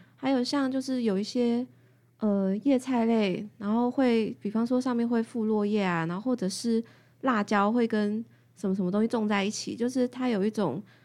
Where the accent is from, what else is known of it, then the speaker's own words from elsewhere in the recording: Taoyuan, Taiwan; 我桃园，桃园人，对。桃园人的孩子有泥土的回忆。因为我们家是在郊区哦，然后我外婆有菜园